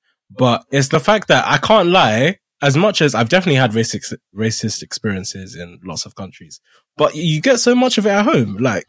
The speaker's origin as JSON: {"language": "English", "country": "United Kingdom", "said": "I mean, I wasn't born here, but I'm British"}